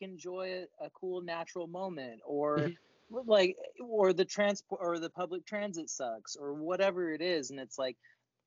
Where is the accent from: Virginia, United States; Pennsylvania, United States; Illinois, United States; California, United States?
California, United States; Sacramento; when you and I were growing up in Sacramento